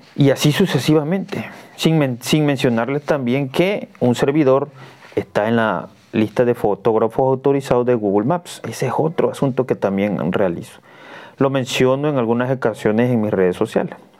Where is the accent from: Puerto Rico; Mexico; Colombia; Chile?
Mexico; Cunduacán, Tabasco; yo soy de Cunduacán, Tabasco